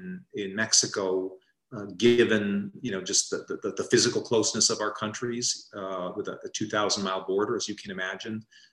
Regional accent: Paraguay; when I was growing up in Paraguay, we were not getting many cabinet visits.

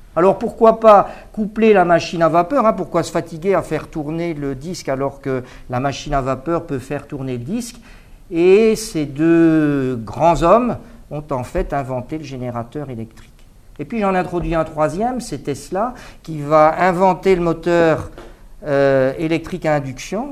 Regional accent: Mons, Wallonia, Belgium; now in Paris, France; j'ai quitté Mons en 1979. depuis euh, je vis à Paris

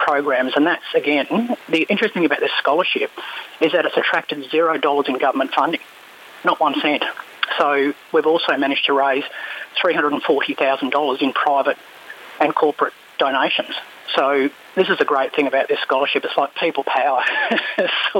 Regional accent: Pilbara, Western Australia, Australia; I'm from the Pilbara myself

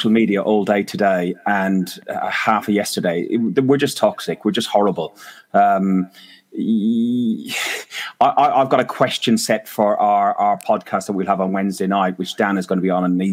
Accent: Ireland; as an Irishman

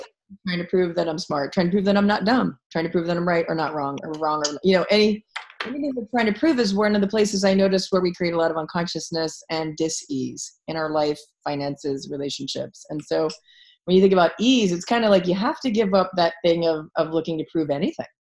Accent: Philadelphia, Pennsylvania, United States; I'm from Philadelphia

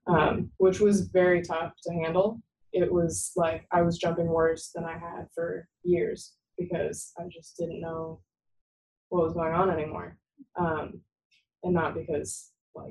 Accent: Sacramento, California, United States; I am from the Sacramento area and I didn't really want to stay close to home.

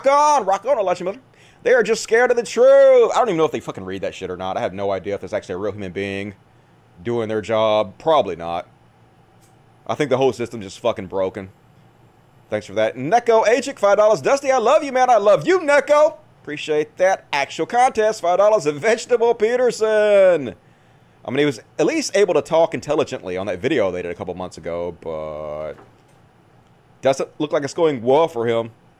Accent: Bosnia & Herzegovina; I'm from Bosnia. My aunt and uncle live in Serbia, and my uncle has the virus.

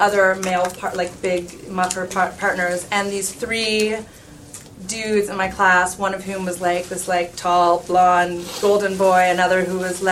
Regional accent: Canada; I'm from Canada and we had grade 13 back then

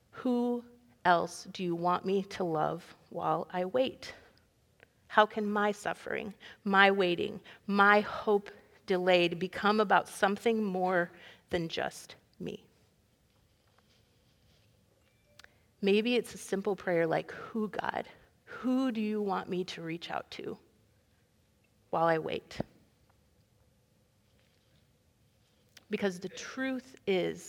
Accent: Iowa, United States; we're from Iowa

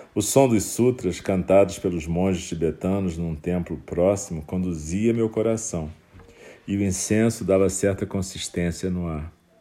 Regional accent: Rio de Janeiro, Brazil; um momento da minha infância, quando no Rio de Janeiro uma época

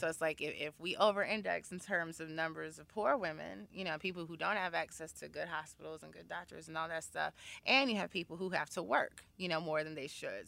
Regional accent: Chicago, Illinois, United States; moved away as an adult; also born or lived in Washington, D.C.; now in New York City, United States; I am originally from Chicago, Illinois. Uh, I went to Wendy Young High School

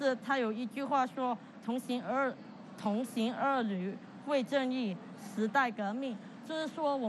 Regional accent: Hong Kong; 我们香港人是不不会这么容易的，呃呃屈服在呃这一个环境底下

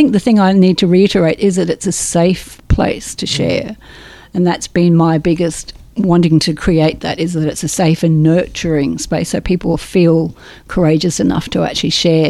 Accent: England, United Kingdom; I grew up in England. My mother was German

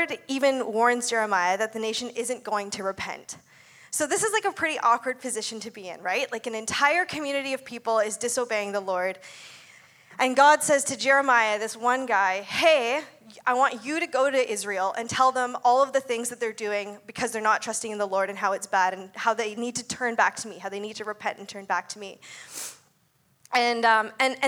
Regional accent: Ontario, Canada; moved away as an adult; also born or lived in Abbotsford / Surrey; I grew up in Ontario, and I moved out here when I was 18

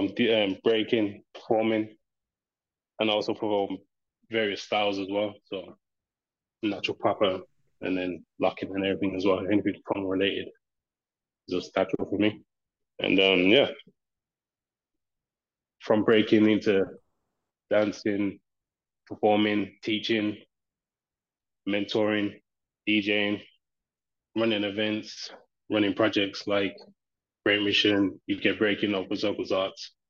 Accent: Birmingham, West Midlands, United Kingdom; I'm from Birmingham.

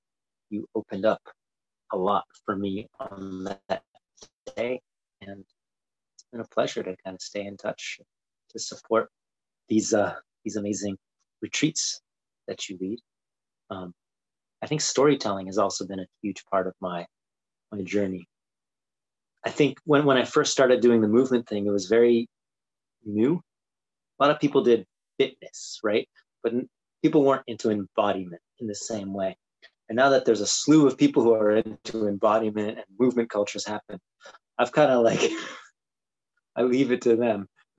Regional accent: Japan; also born or lived in Brazil; I grew up in Japan and Brazil, and I think that sort of shaped like speaking different languages and being into different cultures.

